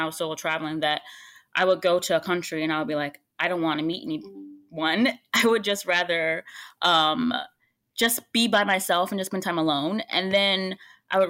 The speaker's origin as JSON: {"language": "English", "country": "United States", "said": "I'm American"}